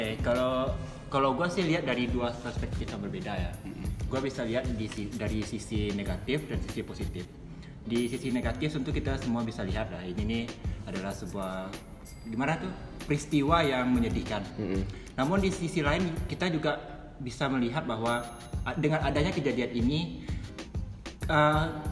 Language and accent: Indonesian; Padang, West Sumatra, Indonesia; Gua berasal dari Padang, lahir di Padang, sekolah di Padang, kuliah di Padang